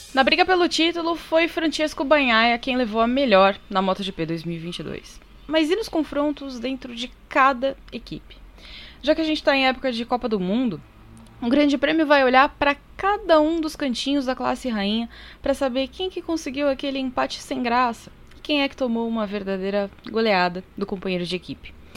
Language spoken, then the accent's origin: Portuguese; Brazil; nós que somos brasileiros